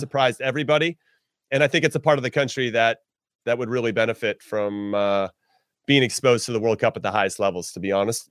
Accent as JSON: {"language": "English", "town": "Temple City", "region": "California", "country": "United States", "tie": "born or raised there", "said": "I'm from Temple City, California, home of the Rams"}